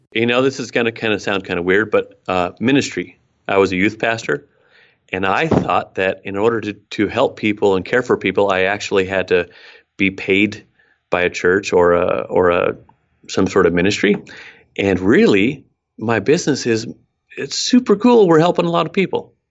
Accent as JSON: {"language": "English", "region": "Oregon", "country": "United States", "tie": "born or raised there", "also_born_or_lived": "Mexico", "said": "I was born up in Oregon, uh, hiking boots all the time, that sort of thing."}